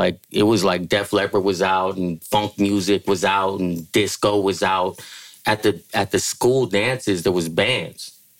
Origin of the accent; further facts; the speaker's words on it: San Francisco, California, United States; I grew up in San Francisco, California. I went to James Lick Junior High School, went to McAteer High School. That's where I grew up